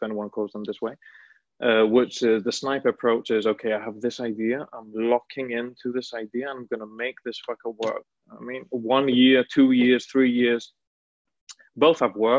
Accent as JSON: {"language": "English", "country": "Greece", "also_born_or_lived": "Milan, Italy", "moved": "as an adult", "said": "I'm originally from Greece"}